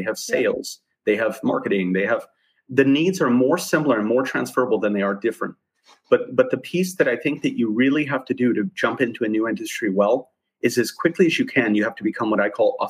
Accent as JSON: {"language": "English", "region": "Arizona", "country": "United States", "tie": "born or raised there", "said": "It's a tiny town in the middle of nowhere in Arizona"}